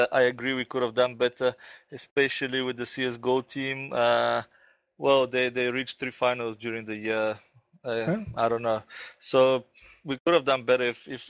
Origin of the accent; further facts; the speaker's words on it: Bulgaria; moved away; also born or lived in South Africa; I went back to my home country, Bulgaria, about 6 months ago